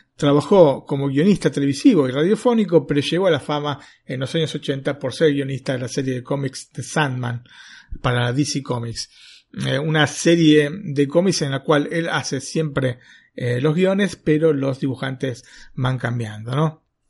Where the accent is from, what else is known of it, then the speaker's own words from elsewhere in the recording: Argentina; moved away as an adult; also born or lived in northern Italy; now in Italy; yo, vengo de Argentina